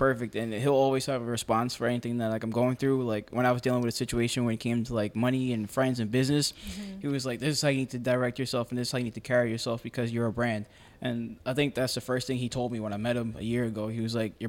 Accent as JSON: {"language": "English", "town": "New York City", "region": "New York", "country": "United States", "tie": "born or raised there", "said": "I grew up in St. George"}